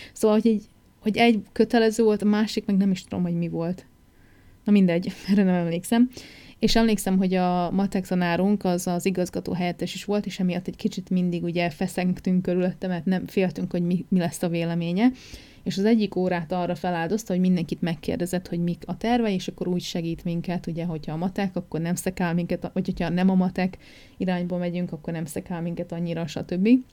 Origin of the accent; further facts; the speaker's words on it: Újfehértó, Szabolcs-Szatmár-Bereg, Hungary; moved away as an adult; also born or lived in Nyíregyháza / England; now in New Zealand; nem Újfehértón születtem, Nyíregyházán születtem, de Újfehértón éltem, ami tizenhét kilométerre